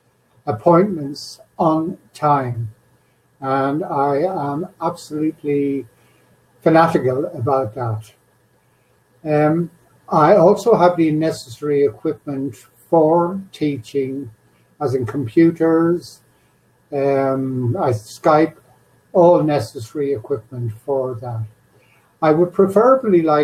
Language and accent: English; Ireland; moved away as an adult; now in Johannesburg, South Africa; I am originally from Ireland, but now living in South Africa.